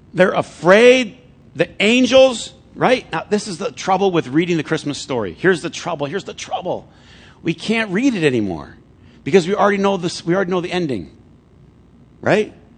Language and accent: English; Flint, Michigan, United States; I grew up in Flint